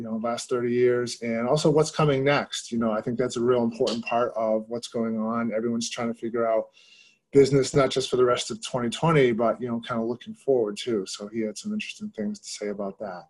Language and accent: English; Massachusetts, United States; I grew up in Massachusetts